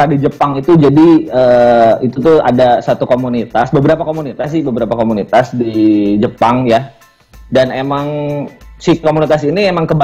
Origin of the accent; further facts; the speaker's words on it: West Java, Indonesia; Karena … itu mungkin karena uh, saya orang Sunda ya, yeah. orang Sunda.